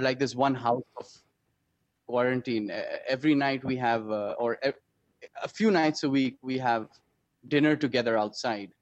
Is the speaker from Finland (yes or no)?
no; Pakistan; also born or lived in Denmark; as a Pakistani